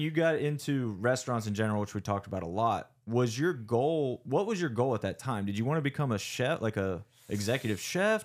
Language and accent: English; outside Breezewood, South Central Pennsylvania, United States; moved away as an adult; also born or lived in Morgantown, West Virginia; now in Pittsburgh, United States; I'm actually from South Central Pennsylvania, like, outside Breezewood